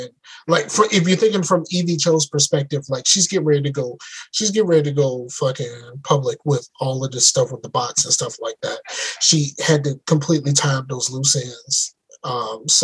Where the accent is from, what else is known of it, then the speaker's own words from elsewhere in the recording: Hampton, Virginia, United States; I was born in Hampton